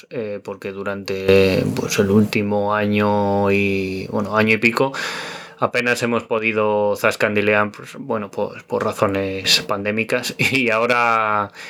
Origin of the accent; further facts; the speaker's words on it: Orcajada de la Torre, Castilla-La Mancha, Spain; now in Madrid, Spain; pues hacemos noche en mi pueblo, Orcajada de la Torre, que está en la provincia de Cuenca